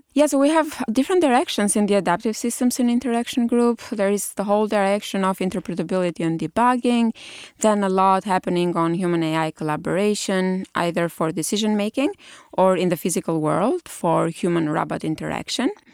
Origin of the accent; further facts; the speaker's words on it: Albania; moved away as an adult; also born or lived in Germany / Italy; now in United States; I did my undergrad in Albania, which is my home country.